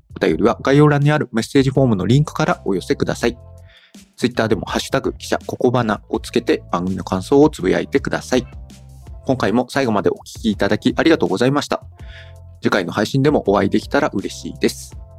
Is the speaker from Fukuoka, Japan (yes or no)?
yes; Kitakyushu, Fukuoka, Japan; 北九州市の出身なんで、はい、あの北九州の小倉のね、駅のすぐ近くにタワレコがあったんで